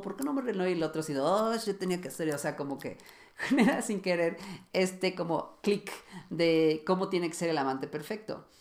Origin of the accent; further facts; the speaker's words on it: Mexico; yo que soy de México